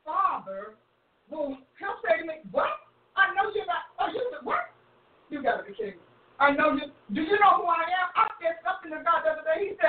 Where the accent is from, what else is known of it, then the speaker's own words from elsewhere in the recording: New Jersey, United States; I'm from Jersey. no, I'm Jersey girl.